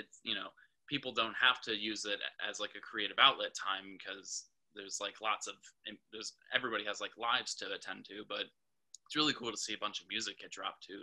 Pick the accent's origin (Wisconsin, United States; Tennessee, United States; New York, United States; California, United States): Wisconsin, United States; Port Washington; moved away as an adult; now in Milwaukee, United States; I'm from Port Washington. So just, you know, like 25 miles north of here, grew up right on the lake